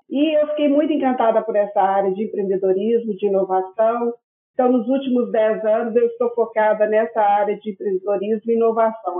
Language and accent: Portuguese; Belo Horizonte, Minas Gerais, Brazil; moved away as an adult; now in Portugal; eu sou Belo Horizontina, né? Sou mineirinha das Minas Gerais